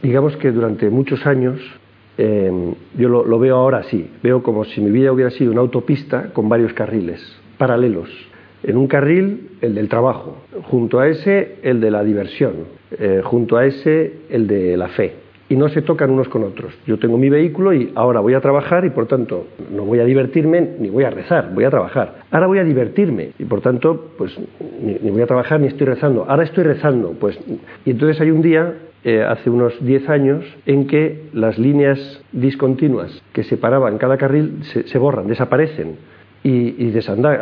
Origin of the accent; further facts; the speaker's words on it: Madrid, Community of Madrid, Spain; nacimos todos en Madrid, y la infancia